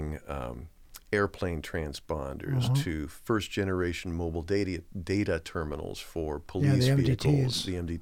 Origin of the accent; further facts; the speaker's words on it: Claremont, California, United States; moved away as an adult; now in Oregon, United States; Southern California. So, grew up in Claremont in LA County.